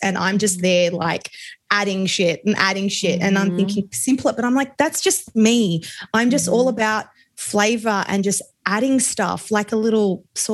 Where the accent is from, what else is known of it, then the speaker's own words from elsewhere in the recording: Australia; accent: Australian; my accent, I'm Australian. So super multicultural here